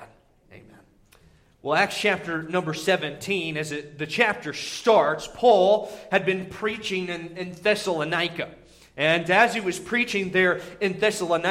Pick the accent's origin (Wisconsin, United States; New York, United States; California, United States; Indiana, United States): Indiana, United States; moved away; whenever I was growing up in Indiana